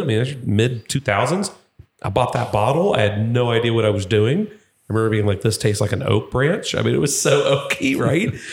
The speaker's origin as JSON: {"language": "English", "town": "Louisville", "region": "Kentucky", "country": "United States", "said": "I am from Louisville"}